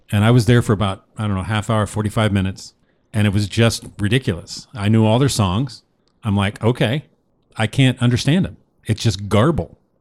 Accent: Newport, Oregon, United States; moved away; I grew up in Newport, okay, so small town on the West Coast

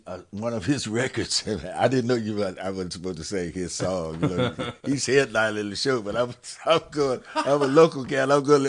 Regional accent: Cincinnati, Ohio, United States; You know, I was born here in Cincinnati.

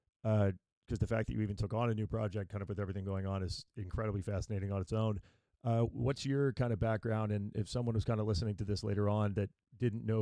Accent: East Coast, United States; now in Orange County, United States; growing up in the East Coast originally

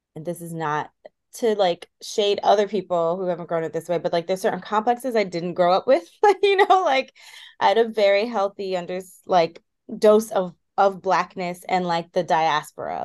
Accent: Washington, District of Columbia, United States; the highest population of Ethiopians and Eritreans are in the DC area. So like I also very much felt like I grew up in Addis Ababa.

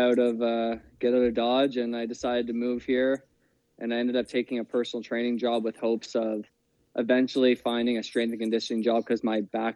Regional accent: Cole Harbour, Nova Scotia, Canada; I'm from Nova Scotia, small town, Cole Harbour.

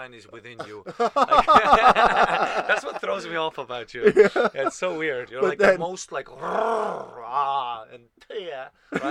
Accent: Estonia; English is a second language; moved away as an adult; now in Vancouver, Canada; when you grow up with like in a Eastern country in the sense of Eastern Bloc and like a Northern Europe kind of thing

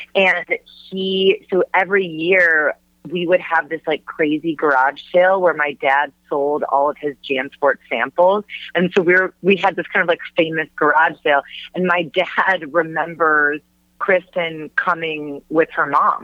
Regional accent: Huntington Woods, Michigan, United States; moved away as an adult; also born or lived in New York; now in Los Angeles, United States; growing up in Michigan, that was just a, a big part of my life

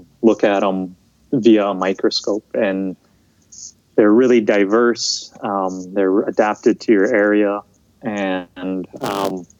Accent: Big Island of Hawaii, United States; also born or lived in Montana; I grew up here on the Big Island of Hawaii.

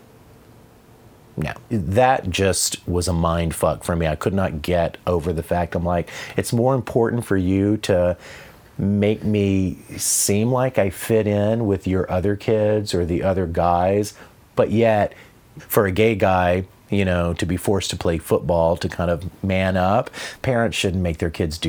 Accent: Tallulah, Louisiana, United States; moved away; also born or lived in Vicksburg, Mississippi; Hometown was Tallulah, Louisiana

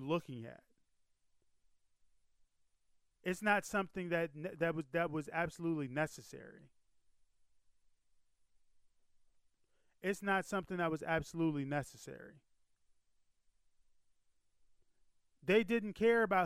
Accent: United States; I was born in America. I have not lived in Japan.

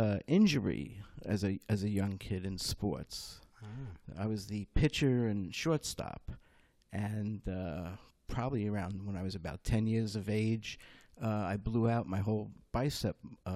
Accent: Lake Success, New York, United States; also born or lived in Brooklyn, New York / Bayside Hills, Queens; now in Sea Cliff, United States; I was born in Brooklyn. 2 months later, I'm brought out to Bayside Hills in Queens. Spent the first 7 years of my life there. And then my father took the family, my mom and my two older brothers, and moved us into the suburbs, into Great Neck, Lake Success.

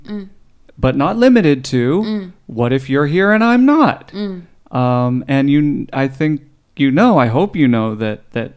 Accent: United States; my home country

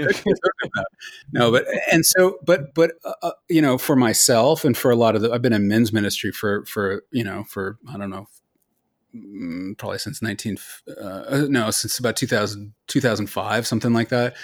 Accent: Los Altos, California, United States; moved away as an adult; also born or lived in Colorado / Philadelphia; I was born in Colorado, but I moved to Silicon Valley. Uh, we live in Los Altos. I grew up in Los Altos

